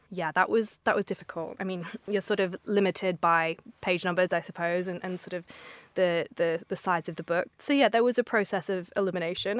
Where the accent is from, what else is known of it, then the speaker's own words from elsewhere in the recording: Australia; moved away as an adult; now in London, United Kingdom; I'm from Australia originally